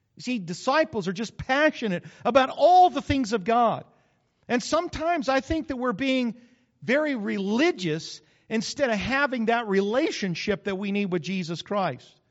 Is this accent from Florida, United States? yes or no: no; New Mexico, United States; moved away; I grew up in New Mexico